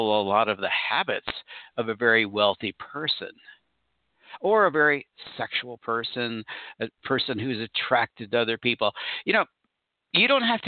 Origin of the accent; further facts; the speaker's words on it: Orange County, California, United States; I grew up in Orange County, California, near Anaheim